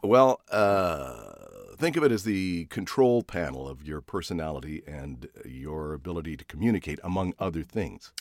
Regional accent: Canada; moved away; I was born in Canada.

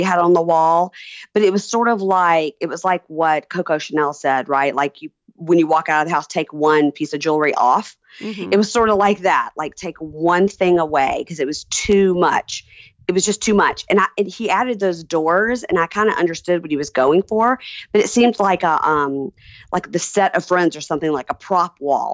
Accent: Deep South, United States; I'm from the Deep South and everybody has two names

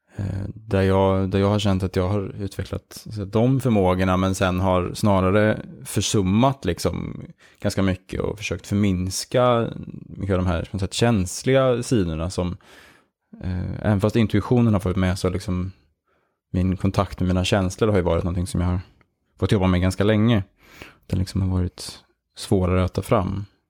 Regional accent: Järna, Stockholm County, Sweden; moved away as an adult; now in Malmö, Sweden; Vi växte upp i Järna, eh, utanför Stockholm

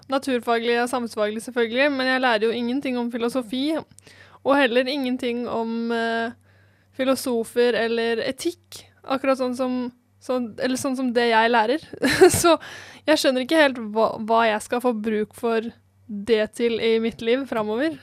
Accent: Eastern Norway, Norway; now in Bergen, Norway; Jeg har i hvert fall aldri opplevd å måtte bruke brodder hjemme på Østlandet

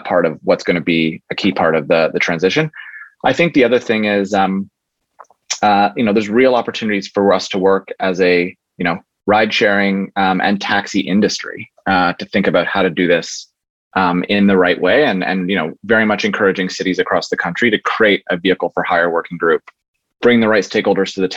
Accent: Canada; proud as a Canadian

